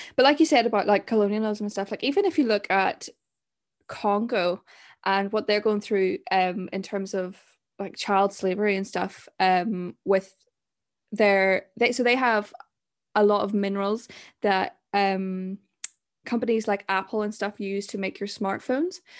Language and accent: English; Zimbabwe; I'm from Zim, and there's so much going on there